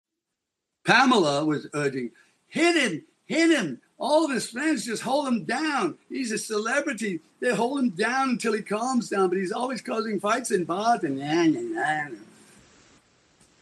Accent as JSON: {"language": "English", "town": "Liverpool", "region": "North West England", "country": "United Kingdom", "said": "I'm a kid from Liverpool"}